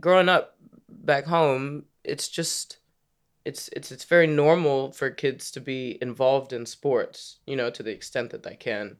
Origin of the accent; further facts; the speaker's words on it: Maryland, United States; moved away as an adult; also born or lived in Washington, D.C. / Virginia; now in London, United Kingdom; I was born in D C, grew up in Maryland, spent a lot of time playing basketball in Virginia